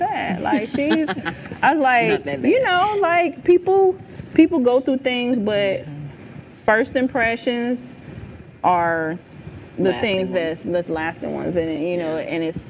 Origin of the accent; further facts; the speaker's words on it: Charleston, Missouri, United States; now in Jacksonville, United States; I'm originally from Charleston, Missouri, a little small town in farm town, 5,000 people